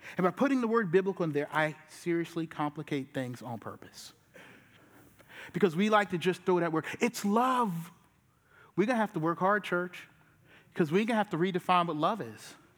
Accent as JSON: {"language": "English", "town": "Charleston", "region": "South Carolina", "country": "United States", "said": "I'm from Charleston and I'm a pastor"}